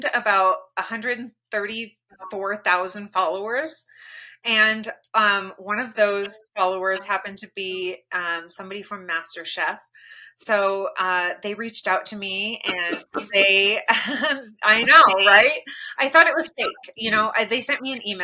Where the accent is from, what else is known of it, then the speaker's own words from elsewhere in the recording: Kent, Washington, United States; I grew up in Kent, Washington